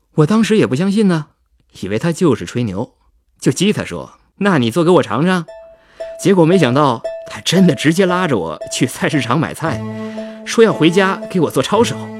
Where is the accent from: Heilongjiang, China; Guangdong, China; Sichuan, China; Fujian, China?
Heilongjiang, China; moved away as an adult; also born or lived in Chengdu; 我老家是黑龙江的嘛，所以我是从中国的最北边儿开始，一路向南，打算游遍所有的省份